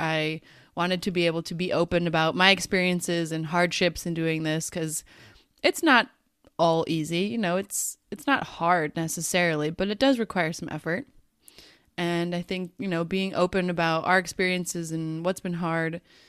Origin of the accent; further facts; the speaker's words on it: United States; now in Netherlands; So we, Sarah lives in Australia and I live in the Netherlands. We're both originally from the United States